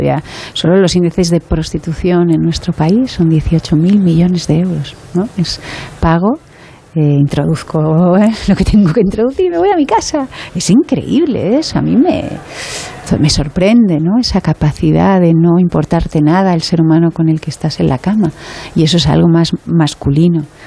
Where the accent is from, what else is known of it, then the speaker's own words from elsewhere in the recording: Barcelona, Catalonia, Spain; soy muy de Barcelona